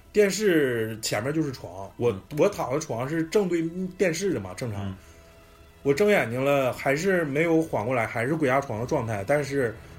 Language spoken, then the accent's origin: Chinese; Northeast China, China; 咱们东北人去重庆了